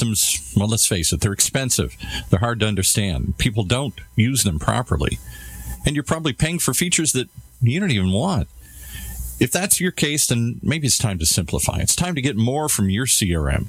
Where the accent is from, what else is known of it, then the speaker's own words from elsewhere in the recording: Detroit, Michigan, United States; I grew up in Detroit